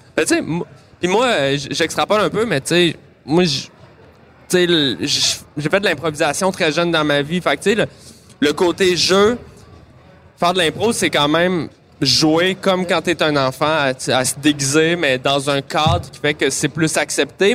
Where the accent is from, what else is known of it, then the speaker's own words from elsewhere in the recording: Montreal, Quebec, Canada; j'ai grandi à Montréal